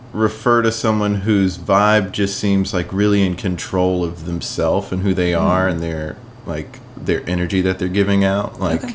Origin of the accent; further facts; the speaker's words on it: South Carolina, United States; I grew up in South Carolina.